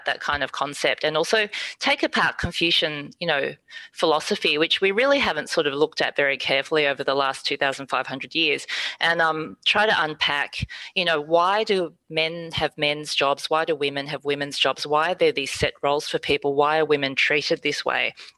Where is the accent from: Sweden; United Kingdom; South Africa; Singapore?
Singapore; we're not from mainland China, for example. I'm from Singapore.